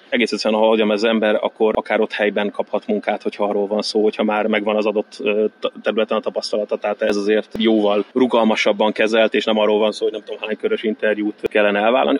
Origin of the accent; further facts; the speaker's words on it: Hungary; moved away as an adult; now in Malta; nem tervezem azt, hogy visszajövök Magyarországra